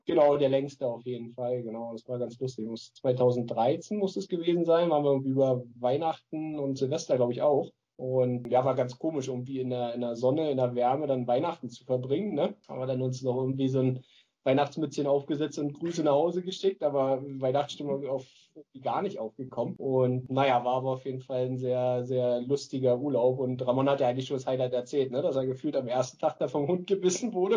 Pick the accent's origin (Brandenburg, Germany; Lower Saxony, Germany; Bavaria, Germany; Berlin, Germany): Berlin, Germany; now in Lübeck, Germany